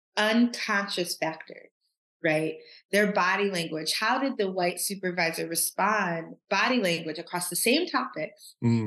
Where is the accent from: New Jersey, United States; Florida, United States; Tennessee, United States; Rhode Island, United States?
Tennessee, United States; Nashville; What people don't know about me is I grew up I was born in Nashville, Tennessee, and I went to Meharry preschool and kindergarten